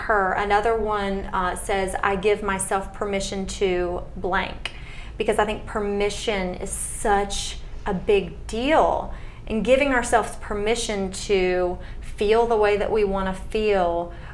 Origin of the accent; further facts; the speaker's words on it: the South, United States; born and raised in the South